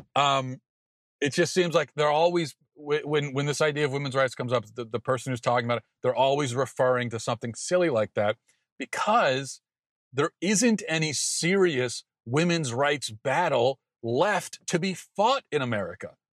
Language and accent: English; Maryland, United States; I grew up in Maryland